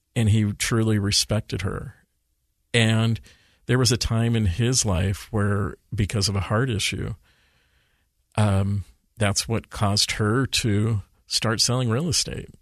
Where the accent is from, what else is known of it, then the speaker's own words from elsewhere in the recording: Redmond, Washington, United States; moved away as an adult; also born or lived in Steubenville, Ohio; now in Utah, United States; I went to high school in Redmond, Washington. I grew up on East Lake Sammamish Boulevard